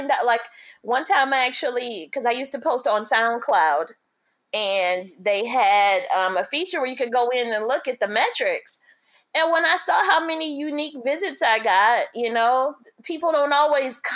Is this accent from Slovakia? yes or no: no; Detroit, Michigan, United States; moved away as an adult; also born or lived in Seattle / Los Angeles / Orange County; I was born and raised in Detroit